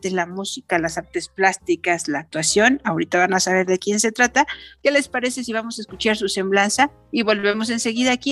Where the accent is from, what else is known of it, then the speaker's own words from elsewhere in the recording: Mexico City, Mexico; born there; also born or lived in Moscow / Kyiv; bueno, pues nací en la Ciudad de México, estudié música en el Conservatorio Nacional de Música, después tuve la gran oportunidad de irme a la ex Unión Soviética, allá estudié un tiempo en Moscú y y luego en Kiev